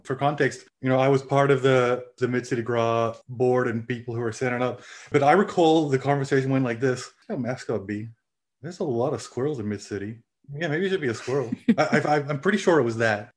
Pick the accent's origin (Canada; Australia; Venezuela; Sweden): Australia; also born or lived in Louisiana; now in Finland; I grew up in Australia.